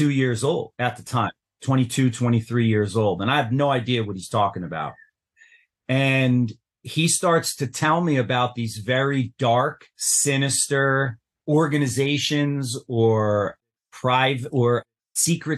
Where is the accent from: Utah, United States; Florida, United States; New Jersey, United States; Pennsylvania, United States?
New Jersey, United States; I grew up in New Jersey